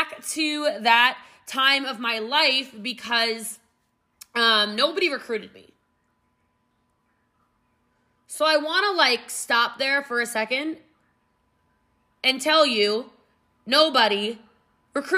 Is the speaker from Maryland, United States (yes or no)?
yes; Middletown, Maryland, United States; moved away; also born or lived in Gaithersburg, Maryland; I did grow up in Middletown, Maryland